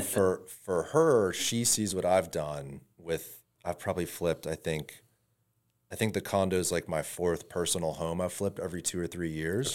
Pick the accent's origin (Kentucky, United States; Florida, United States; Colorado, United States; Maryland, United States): Florida, United States; Tampa; I'm originally from Tampa